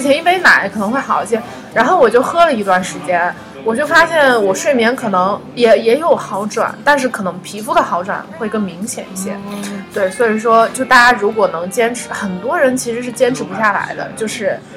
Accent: northern China, China; now in Wuhan, China; 我是一个北方人

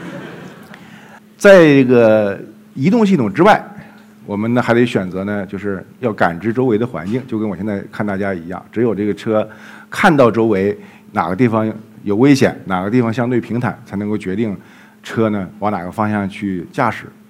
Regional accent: Jilin, China; moved away; 后来我们又到了吉林， 也是我的家乡

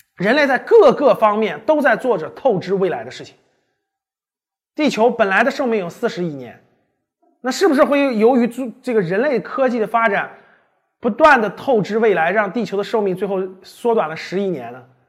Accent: China; 他呢是还跟我们中国人有点关系是吧？

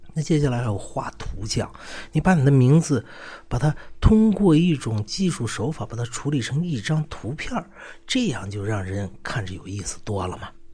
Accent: China; 我们中国人的名字

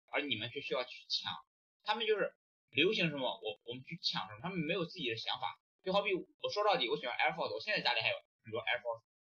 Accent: Linyi, Shandong, China; also born or lived in Singapore; now in Malaysia; 我是山东临沂人

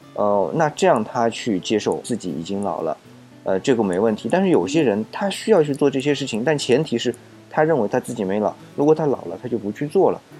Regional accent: China; 我们中国人，特别是中国人啊

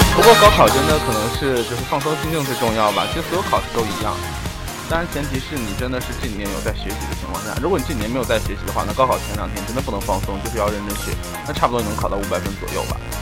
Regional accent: Northeast China, China; 像我们东北人比较要烤

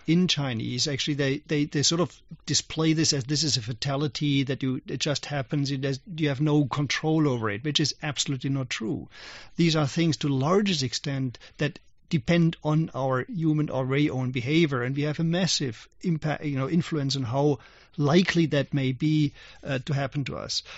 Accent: Germany; moved away; when I was young, I grew up in Germany as, as a young boy

